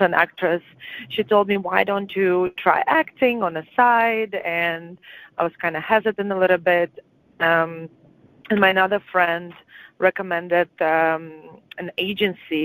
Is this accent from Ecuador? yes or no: no; Latvia; English is a second language; moved away as an adult; now in Canada; I am from Latvia